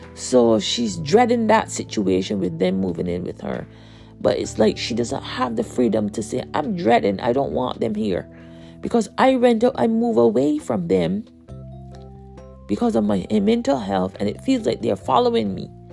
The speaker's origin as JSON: {"language": "English", "country": "Barbados", "said": "I'm from Barbados"}